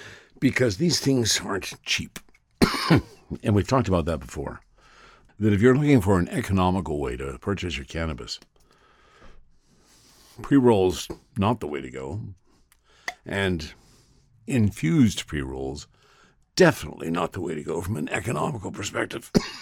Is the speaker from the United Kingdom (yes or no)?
no; Ottawa, Ontario, Canada; now in Vancouver, Canada; I'm originally from Ottawa, Ontario, but now I live in Vancouver. I'm 48 years old, work professionally in an office job.